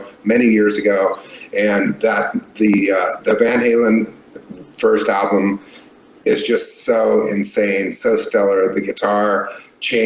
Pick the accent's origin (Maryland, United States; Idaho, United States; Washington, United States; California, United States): California, United States; Anaheim; I grew up in Anaheim, California, a couple miles away from Disneyland